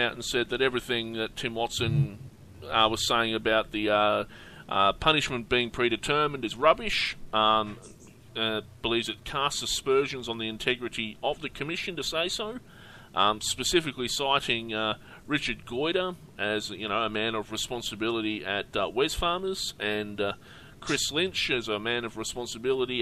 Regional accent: Australia; We're Australian

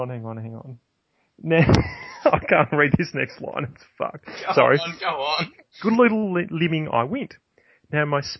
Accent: New Zealand; accent: New Zealand; Um, I don't know how I'm going to go with my New Zealand accent tonight.

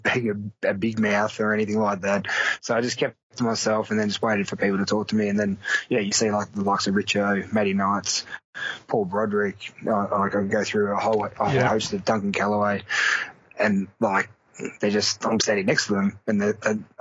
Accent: Geelong, Victoria, Australia; I played for Geelong as a kid. I grew up in Geelong

